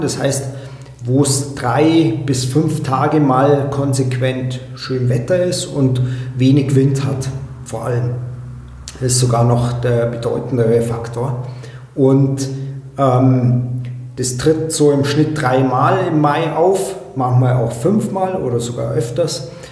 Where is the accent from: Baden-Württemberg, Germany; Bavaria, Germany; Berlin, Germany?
Bavaria, Germany; Allgäu; hier bei uns im Allgäu